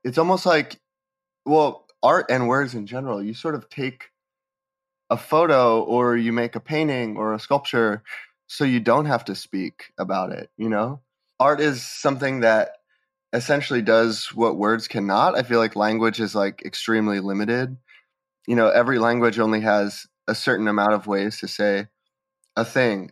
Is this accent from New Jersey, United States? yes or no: no; Bethlehem, Pennsylvania, United States; I grew up in Bethlehem, Pennsylvania, which is a small city, maybe about two hours from New York City.